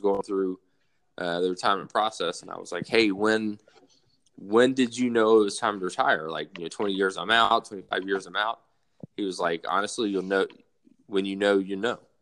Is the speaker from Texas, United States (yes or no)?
no; South Alabama, United States; moved away as an adult; being born and raised in South Alabama